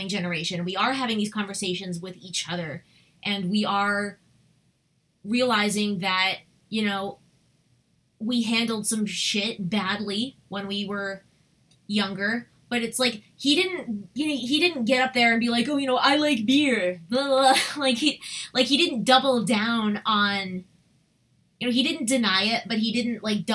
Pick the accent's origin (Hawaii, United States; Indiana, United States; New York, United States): New York, United States; Westchester; We grew up in Westchester